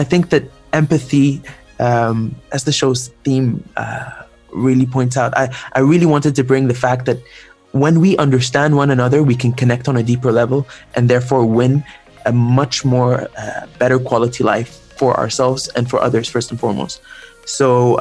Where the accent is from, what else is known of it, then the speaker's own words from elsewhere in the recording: Egypt; I am from Egypt personally